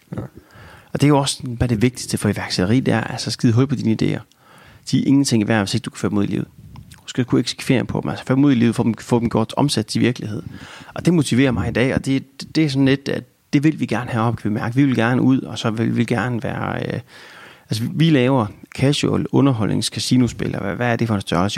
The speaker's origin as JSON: {"language": "Danish", "country": "Denmark", "said": "som dansker"}